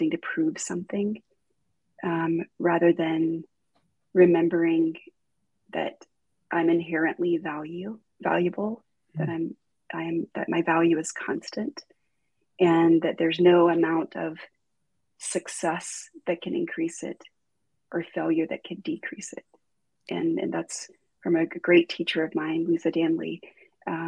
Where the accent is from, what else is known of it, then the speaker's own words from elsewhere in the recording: Deep South, United States; I grew up in the South, like the deep South.